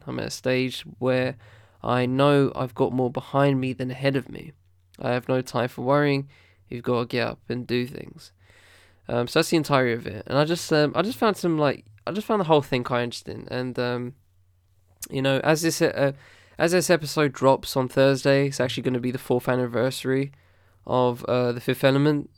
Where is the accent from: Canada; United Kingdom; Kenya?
United Kingdom; as a British person